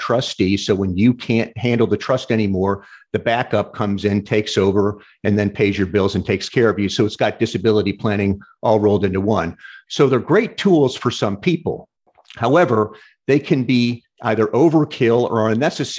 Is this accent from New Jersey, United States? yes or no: no; St. Louis, Missouri, United States; now in Florida, United States; I'm originally from St. Louis